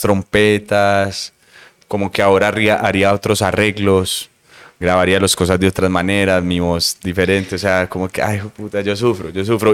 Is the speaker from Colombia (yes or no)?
yes; Medellín, Antioquia, Colombia; also born or lived in Bogotá / Brazil; soy un músico de Medellín